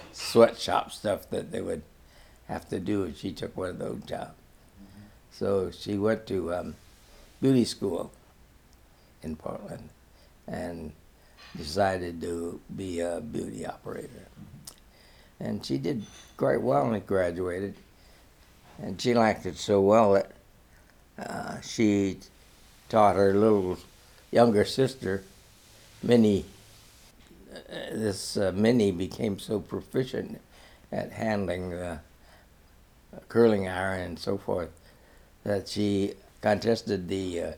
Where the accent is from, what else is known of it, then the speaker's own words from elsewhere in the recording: Hong Kong; born there; Well, my mother separated, I was born in Hong Kong. She fled to Hong Kong.